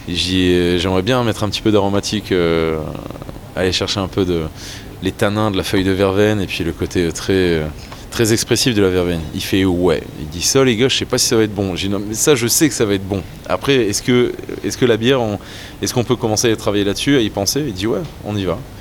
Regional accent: French Flanders, Hauts-de-France, France; je suis un mec d'ici, je suis un mec de cette région, je suis amoureux de la Flandre, je suis enraciné

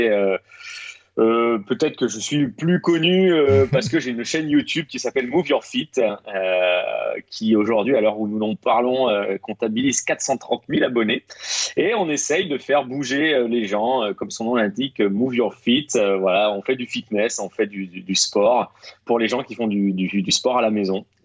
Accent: Rennes, Brittany, France; moved away as an adult; now in Paris, France; moi je, suis de Rennes à la base. Euh, je suis rennais, breton tout à fait. J'ai travaillé un an sur Rennes.

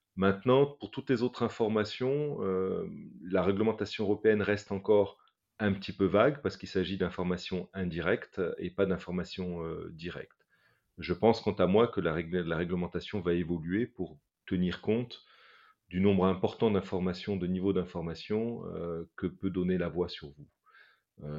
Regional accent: Morocco; now in France; J'ai personnellement grandi au Maroc et je sais que ma voix... Euh, trahit forcément euh, mon, passé euh, dans, un autre pays que, la France.

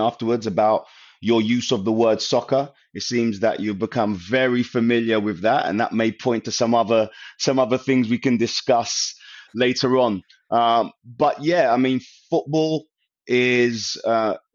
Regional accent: London, United Kingdom; I was from Northwest London, a neighborhood called Stonebridge Estate, very Caribbean

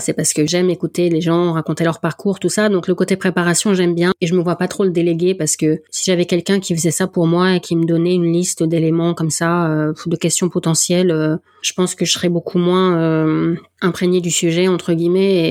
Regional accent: the North, Hauts-de-France, France; accent: accent du Nord; mon accent du Nord

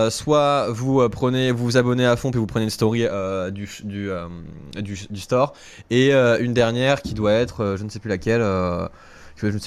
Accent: Toulouse, Occitania, France; accent: southern French; donc, un accent du sud, c'est Toulouse.

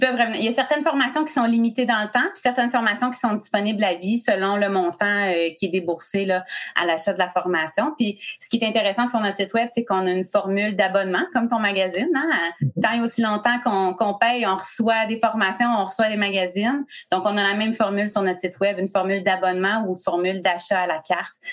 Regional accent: Quebec, Canada; je suis du Québec

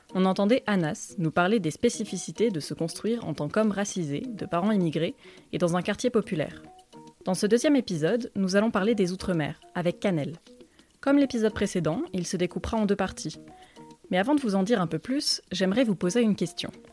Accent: Limousin, Nouvelle-Aquitaine, France

